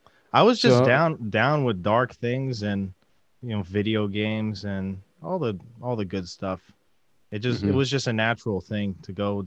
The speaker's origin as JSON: {"language": "English", "region": "England", "country": "United Kingdom", "tie": "born or raised there", "lives_now": "United States", "said": "I was born in the United States, but we moved there when I was a little kid."}